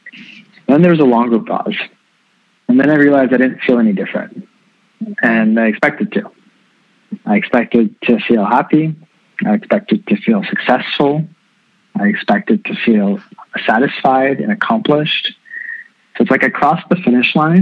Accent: Canada; born and raised in Canada

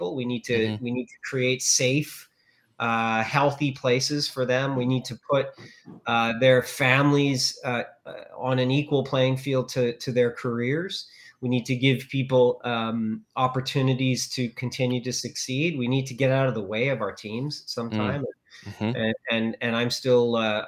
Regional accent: Okanagan, British Columbia, Canada; also born or lived in Vancouver; now in Naramata, Canada; I was born in the Okanagan

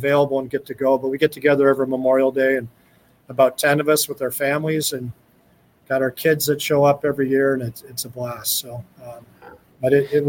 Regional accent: Calgary, Alberta, Canada; when I was growing up in Calgary, Alberta, and all my friends were going to the University of Calgary or the University of Alberta.

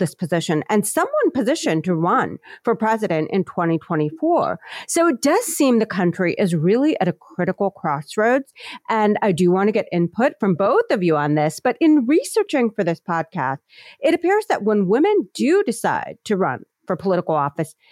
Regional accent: Ohio, United States; my home state of Ohio

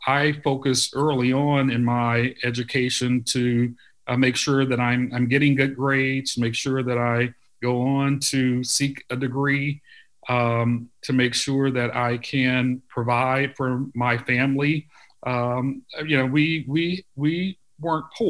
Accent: St. Louis, Missouri, United States; I grew up in North St. Louis County, St. Louis, Missouri County

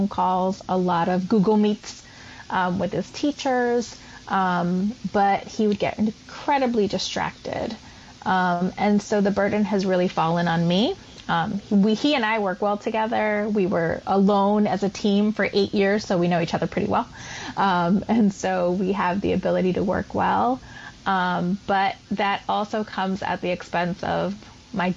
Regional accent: Puerto Rico; moved away as an adult; also born or lived in East Harlem, New York City; now in New York City, United States; I was born, raised, and educated on the island of Puerto Rico

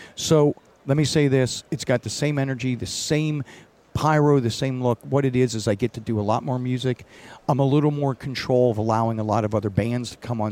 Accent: Northeast US, United States; I grew up on the East Coast, Northeast, where it's cold

